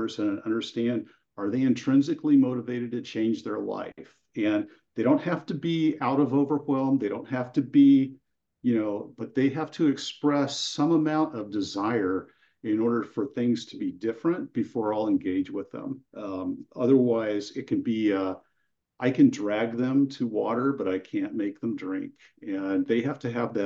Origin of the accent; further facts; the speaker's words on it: near Sacramento, California, United States; I currently live in Central California, a little more northern than Central, near Sacramento, and I grew up there